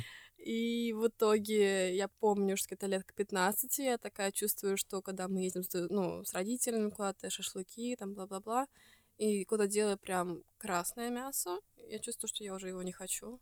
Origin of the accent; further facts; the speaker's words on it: Estonia; из Эстонии